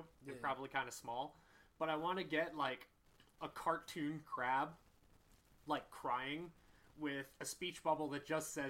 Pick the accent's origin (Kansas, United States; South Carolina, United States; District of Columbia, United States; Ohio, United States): District of Columbia, United States; Washington; I was born in the Georgetown Medical Center.